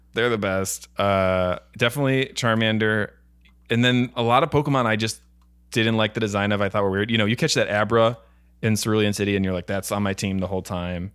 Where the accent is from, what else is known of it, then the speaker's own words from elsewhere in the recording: Buffalo, New York, United States; also born or lived in Florida; now in Los Angeles, United States; I'm from Buffalo, New York